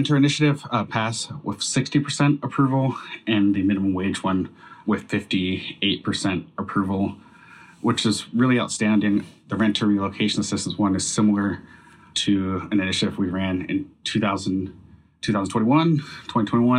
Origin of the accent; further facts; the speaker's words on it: Seattle, Washington, United States; moved away as an adult; now in Bellingham, United States; Growing up in Seattle and going to college in Bellingham